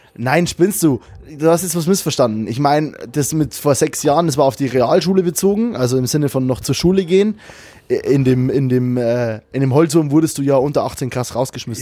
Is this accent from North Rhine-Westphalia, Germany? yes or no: no; Bavaria, Germany; also born or lived in Kelheim; now in Cologne, Germany; meiner Heimat Bayern